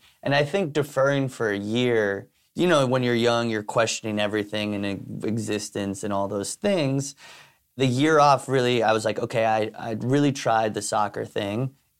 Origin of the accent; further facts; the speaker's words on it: New York City, New York, United States; growing up in New York City, my vision of what New York City was hustling. And so like my mom coming here from Spain and trying to make it as like a artist person, and then my dad coming here from Ireland